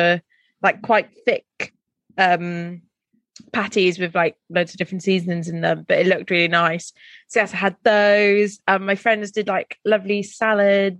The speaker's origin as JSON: {"language": "English", "area": "Welsh", "region": "Wales", "country": "United Kingdom", "said": "I'm Welsh"}